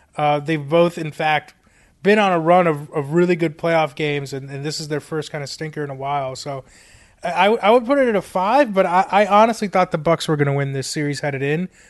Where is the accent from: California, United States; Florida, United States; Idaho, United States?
Florida, United States; South; moved away; I, I grew up in South Florida